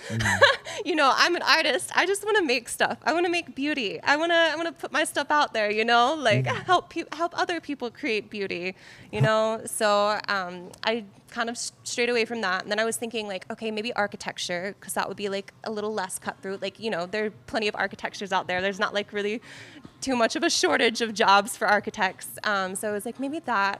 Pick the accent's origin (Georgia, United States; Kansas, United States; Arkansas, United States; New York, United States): Georgia, United States; Carrollton; I'm actually from Carrollton, Georgia